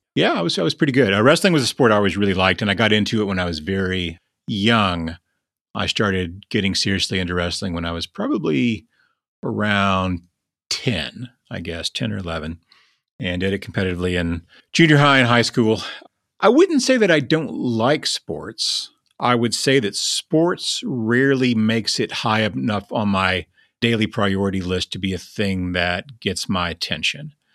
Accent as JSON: {"language": "English", "town": "Lubbock", "region": "Texas", "country": "United States", "tie": "born or raised there", "said": "when I was young, growing up in Lubbock, we had two newspapers"}